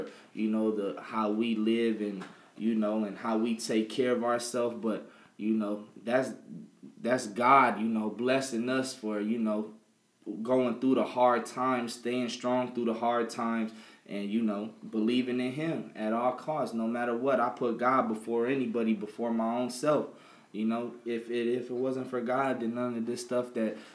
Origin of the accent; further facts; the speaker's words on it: the South, United States; moved away; I'm from the South.